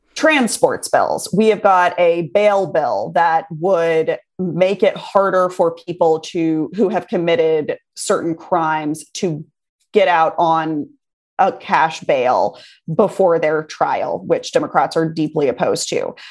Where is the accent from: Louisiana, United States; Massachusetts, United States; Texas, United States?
Texas, United States; I grew up in Texas I love this state. I live here now.